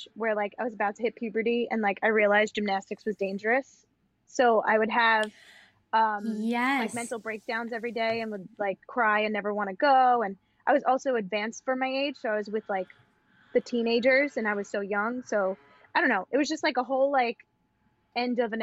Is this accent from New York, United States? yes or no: yes; Long Island, New York, United States; accent: Long Island; now in New York City, United States; From Long Island, as you can tell by my accent, my dance studio